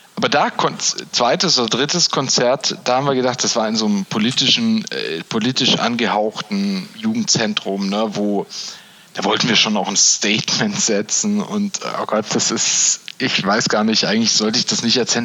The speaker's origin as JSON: {"language": "German", "region": "Baden-Württemberg", "country": "Germany", "said": "Bei uns in Baden-Württemberg"}